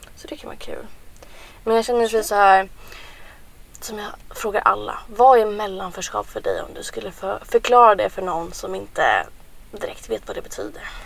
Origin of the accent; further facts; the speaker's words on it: Sweden; jag och Paulina vi är födda här i Sverige